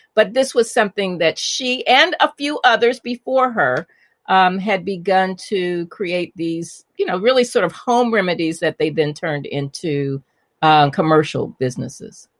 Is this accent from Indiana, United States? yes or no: yes; Indianapolis, Indiana, United States; also born or lived in Chicago; I was born in Chicago, and, but I grew up in Indianapolis